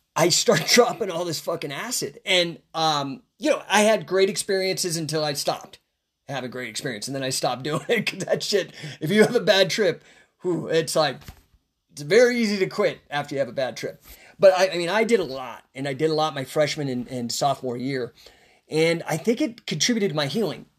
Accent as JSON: {"language": "English", "area": "Rocky Flats, between Boulder and Denver", "region": "Colorado", "country": "United States", "tie": "born or raised there", "said": "we lived, uh, within a ten mile radius of a place known as Rocky Flats. It's between Boulder and Denver"}